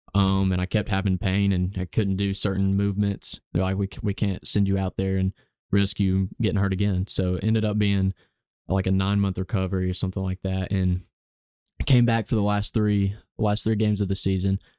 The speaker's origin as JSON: {"language": "English", "town": "Gadsden", "region": "Alabama", "country": "United States", "tie": "born or raised there", "said": "I've grown up here in Gadsden, Alabama my whole life"}